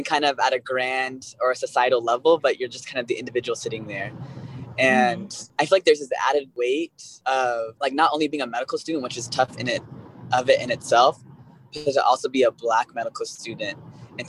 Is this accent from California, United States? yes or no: yes; Costa Mesa, California, United States; moved away as an adult; also born or lived in Northeast United States; now in San Francisco, United States; I grew up in Orange County